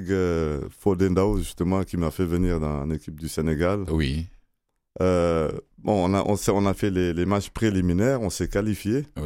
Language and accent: French; Quebec, Canada; Canadien, Québécois et très fier aussi.